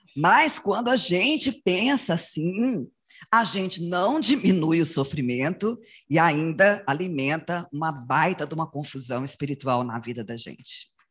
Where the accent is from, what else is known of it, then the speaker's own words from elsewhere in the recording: Goianésia, Goiás, Brazil; moved away; Mesmo depois que a gente saiu de Goianésia, a gente voltava lá